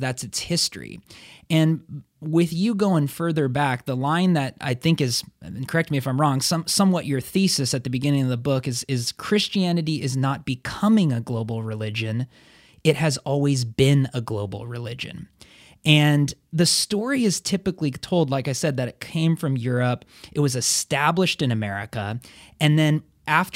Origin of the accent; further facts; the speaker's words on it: Portland, United States; I'm from Portland, I'm a white guy